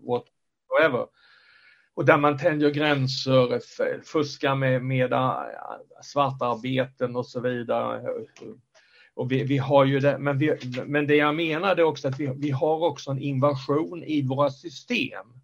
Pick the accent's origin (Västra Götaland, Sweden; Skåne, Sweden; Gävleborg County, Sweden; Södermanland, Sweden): Skåne, Sweden; also born or lived in Stockholm area; now in Stockholm, Sweden; jag bor i Stockholmsområdet sedan länge men jag är från Skåne. Mm. Jag är skåning i Stockholm